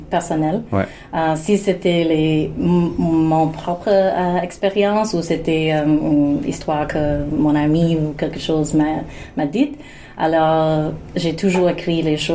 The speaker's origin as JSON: {"language": "French", "country": "Canada", "said": "mais c'est pas que je suis une Canadienne aussi, mais euh"}